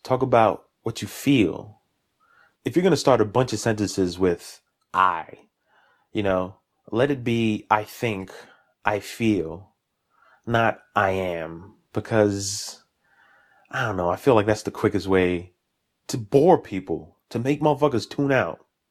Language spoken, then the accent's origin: English; New York City, New York, United States; also born or lived in Jamaica, Queens; Born and raised in Brooklyn, East New York